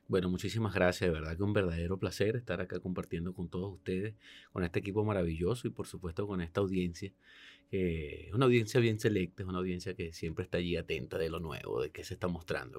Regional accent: Venezuela; moved away; como venezolano

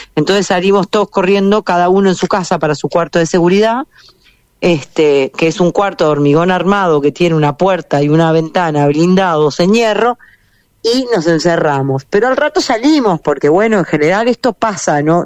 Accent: Uruguay; moved away as an adult; now in Israel; como yo me crié en Uruguay

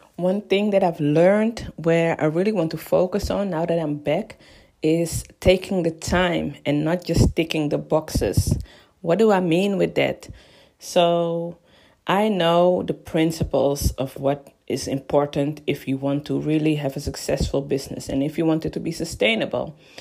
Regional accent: Amsterdam, North Holland, Netherlands; moved away as an adult; now in London, United Kingdom; I am originally from Amsterdam, born and raised. Well, I was born and raised in Amsterdam

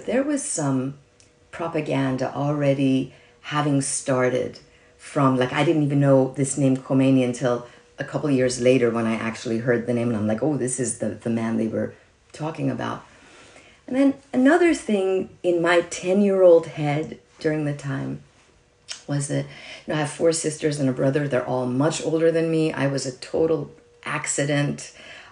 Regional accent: Iran; now in United States; I was born in Iran, And I was 10 years old when the revolution in Iran happened.

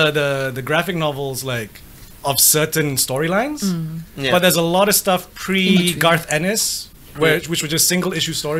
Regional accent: England, United Kingdom; now in Malaysia; I grew up in England

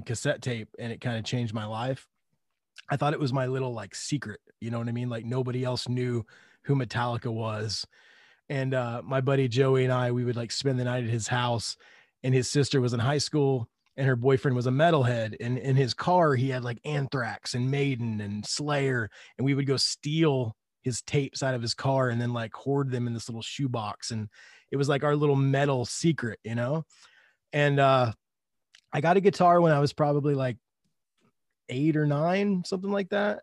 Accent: Upland, Indiana, United States; also born or lived in Muncie, Indiana; I grew up in Indiana, s, East Central Indiana, a little town called Upland

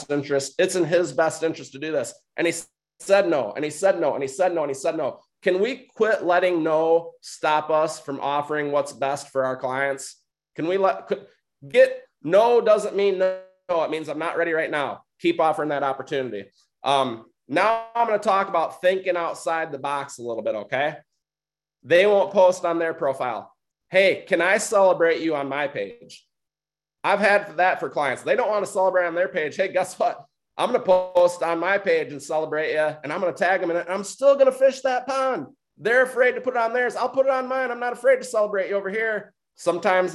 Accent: Michigan, United States; I'm from Michigan. I'm not from Oklahoma.

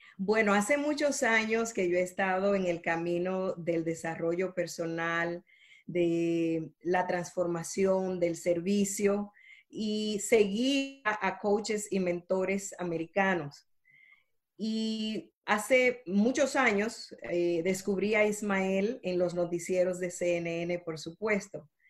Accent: Dominican Republic; now in Miami, United States; Nací en la República Dominicana, así que soy caribeña pero llevo toda una vida en Estados Unidos.

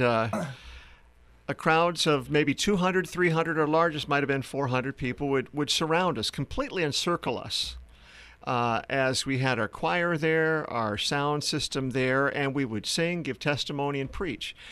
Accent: South Dakota, United States; moved away as an adult; also born or lived in Philadelphia area / Uganda; I grew up in the Midwest in uh, South Dakota.

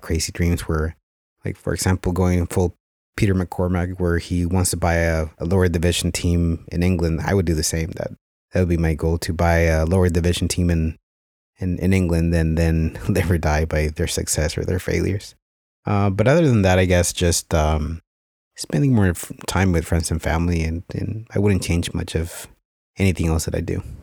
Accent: Mexico; growing up in Mexico

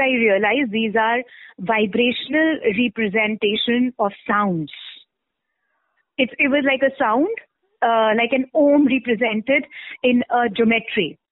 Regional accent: India; born and brought up in India

